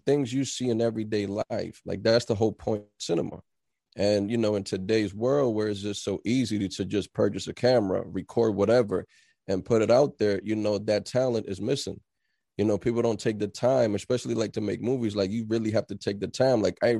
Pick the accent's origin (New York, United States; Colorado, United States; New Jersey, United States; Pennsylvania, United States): New Jersey, United States; New Brunswick; moved away as an adult; now in Philadelphia, United States; I'm originally from Jersey, from New Brunswick, exit 9. I've been there all my life since I was 4 years old until I moved out here when I was 27.